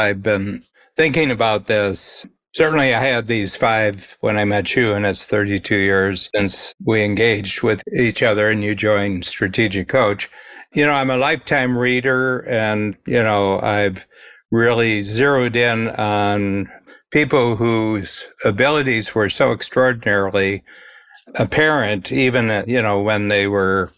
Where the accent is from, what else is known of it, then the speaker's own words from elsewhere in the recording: Milan, Ohio, United States; was born in the same town that I grew up in Milan, Ohio, northern Ohio